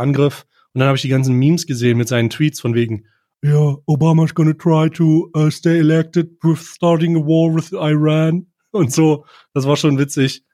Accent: Germany; als Deutscher

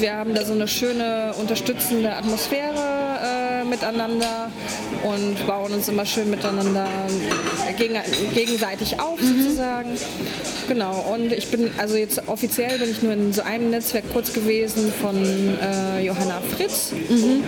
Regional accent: Poland; now in Berlin, Germany; Ich bin ursprünglich Polin.

